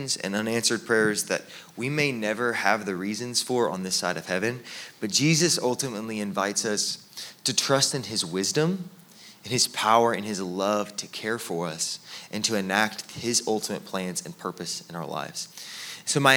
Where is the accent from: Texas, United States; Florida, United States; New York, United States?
Texas, United States; we're from Texas